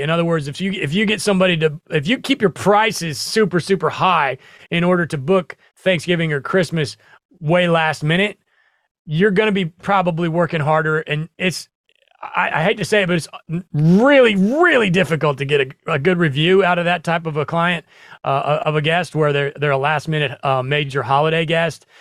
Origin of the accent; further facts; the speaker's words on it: Nebraska, United States; I grew up in the Midwest. I grew up in Nebraska